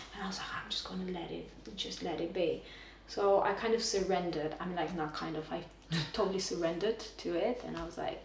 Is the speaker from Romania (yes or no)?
yes; Romania; moved away as an adult; also born or lived in London; I was born and raised in Romania